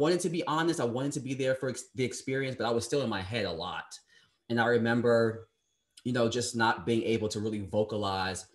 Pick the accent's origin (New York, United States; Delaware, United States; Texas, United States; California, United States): New York, United States; New York City; I was born in Brooklyn, New York on March 8th, 1989